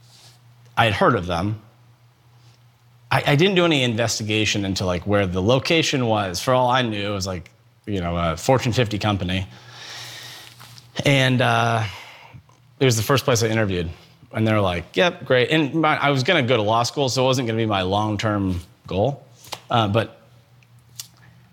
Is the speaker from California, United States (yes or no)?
no; Akron, Ohio, United States; I grew up in Akron, Ohio, in a great family